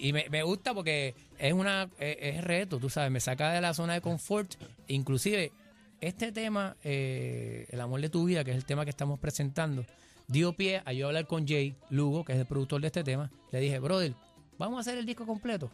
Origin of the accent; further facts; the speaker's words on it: Naranjito, Puerto Rico; me dio clase de música a mí en noveno grado en la escuela Mercedes Rosado en Naranjito